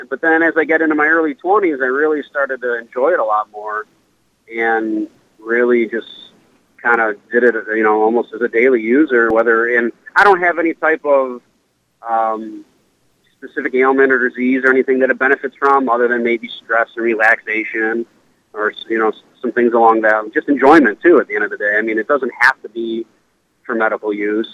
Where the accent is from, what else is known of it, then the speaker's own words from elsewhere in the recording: Cleveland, Ohio, United States; I'm from Cleveland. We're based out of Cleveland, Ohio, and born and raised.